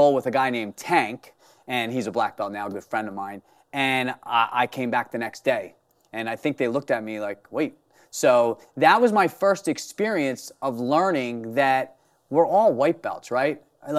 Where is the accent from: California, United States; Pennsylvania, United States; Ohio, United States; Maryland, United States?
Pennsylvania, United States; Philadelphia; So growing up in Philadelphia, the kids were a little not so nice.